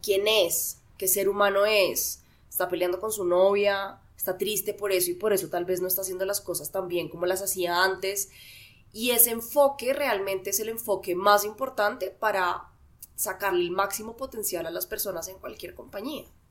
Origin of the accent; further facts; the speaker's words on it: Bogotá, Colombia; yo soy administradora de empresas, soy de Bogotá, tengo 33 años